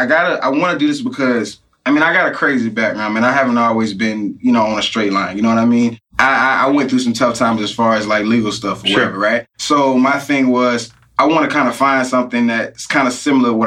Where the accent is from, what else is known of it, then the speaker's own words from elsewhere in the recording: Jacksonville, Florida, United States; moved away as an adult; also born or lived in Pensacola; now in Tampa, United States; Well, I'm 25. I'm originally from Jacksonville. I moved to Tampa to do wholesaling.